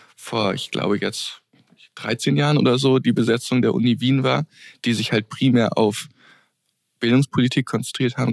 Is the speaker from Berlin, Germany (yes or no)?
no; Hesse, Germany; moved away as an adult; now in Vienna, Austria; ich komme aus Deutschland, was man vielleicht auch hört.